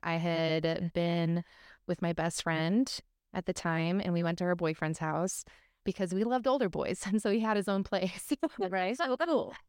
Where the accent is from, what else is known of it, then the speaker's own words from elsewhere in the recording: Arizona, United States; I grew up in Arizona